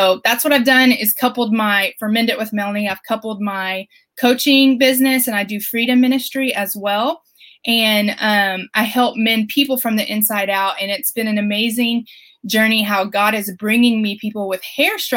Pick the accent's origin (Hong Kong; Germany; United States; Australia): United States; Flower Mound, Texas; So I'm from Flower Mound, Texas, and I'm a mom of three little ones.